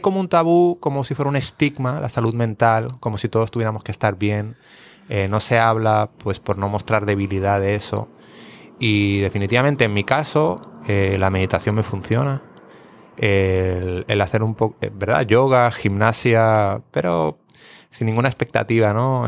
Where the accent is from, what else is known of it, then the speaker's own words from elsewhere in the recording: Barcelona, Catalonia, Spain; now in Puerto Rico; soy de Barcelona